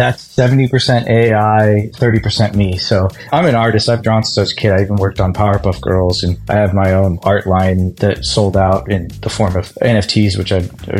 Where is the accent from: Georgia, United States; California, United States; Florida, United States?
California, United States; Los Angeles; I grew up in Los Angeles